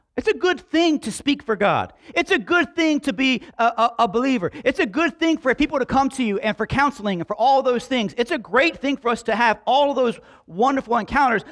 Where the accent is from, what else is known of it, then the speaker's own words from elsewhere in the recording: Slapout, Alabama, United States; We grew up in Slap Out